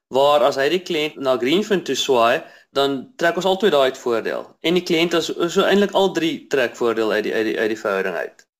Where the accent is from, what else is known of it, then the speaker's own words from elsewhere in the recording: Bloemfontein, Free State, South Africa; now in Cape Town, South Africa; Ek is 'n Afrikaner man. Ehm um, Ek kom van uh, Bloemfontein af.